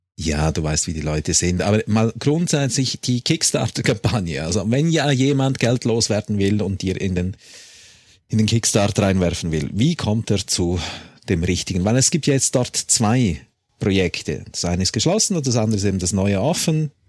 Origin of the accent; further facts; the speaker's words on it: Switzerland; ich bin auch Schweizer